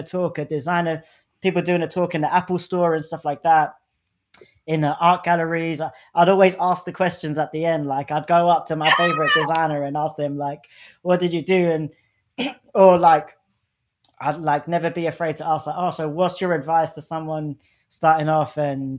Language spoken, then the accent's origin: English; London, United Kingdom; I'm from London, like I grew up in like northwest London